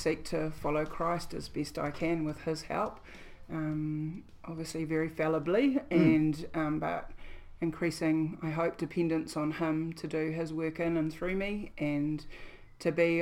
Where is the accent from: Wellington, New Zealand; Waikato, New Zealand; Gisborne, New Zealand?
Gisborne, New Zealand; also born or lived in Dunedin; we moved back from Dunedin to Gisborne